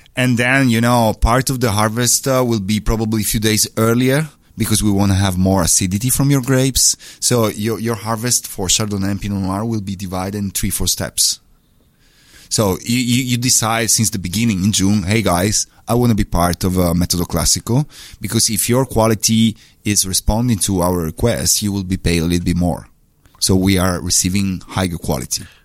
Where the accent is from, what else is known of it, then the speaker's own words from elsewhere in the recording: Trieste, Friuli-Venezia Giulia, Italy; I'm from Trieste